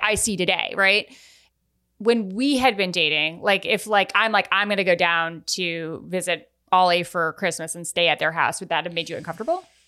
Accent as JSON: {"language": "English", "town": "Newport", "region": "Rhode Island", "country": "United States", "tie": "born or raised there", "also_born_or_lived": "Vermont", "said": "I grew up in Newport, Rhode Island, and my dad lived in Vermont, and I would go back and forth"}